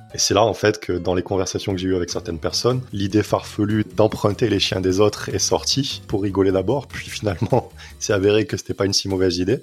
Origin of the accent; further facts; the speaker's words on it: Nîmes, Occitania, France; moved away as an adult; also born or lived in Montpellier / London; now in Toulouse, France; je suis né à Nîmes, j'ai grandi à Nîmes